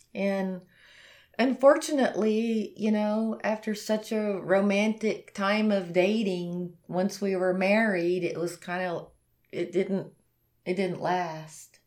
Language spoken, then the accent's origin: English; the Bible Belt, United States; I'm from the Bible Belt.